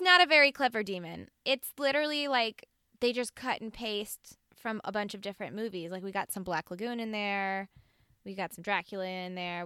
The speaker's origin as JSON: {"language": "English", "region": "the South", "country": "United States", "said": "I am from the South"}